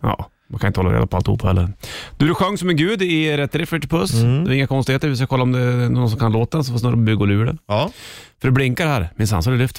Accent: Hälsingland, Gävleborg County, Sweden; jag är från Hel- Hälsingland

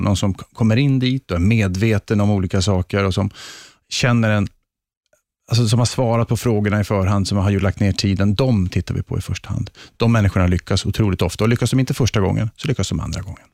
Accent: Luleå, Norrbotten County, Sweden; uppe i Luleå där jag är född och uppvuxen

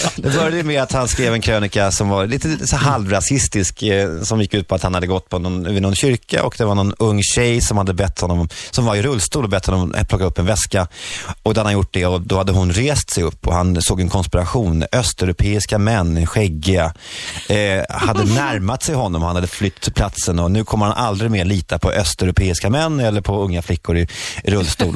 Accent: Sweden; now in Oslo, Norway; Vi kallas för partysvenskarna

